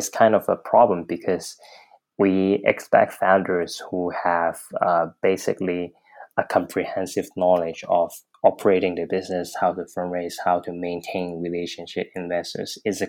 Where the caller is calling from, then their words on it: Hong Kong; I'm calling from Hong Kong.